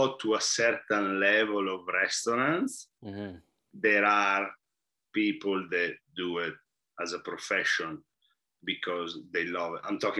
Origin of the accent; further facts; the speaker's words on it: Italy; moved away; And I noticed that a lot when I came here from Italy.